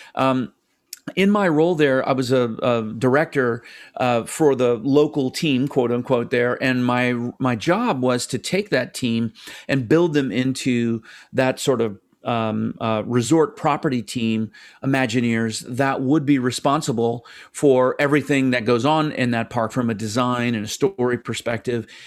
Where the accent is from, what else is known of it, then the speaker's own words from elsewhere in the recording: United States; as an American